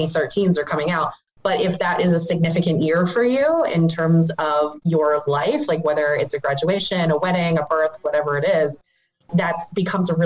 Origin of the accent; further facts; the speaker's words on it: Northeast Ohio, United States; moved away; also born or lived in Tampa, Florida; growing up in Northeast Ohio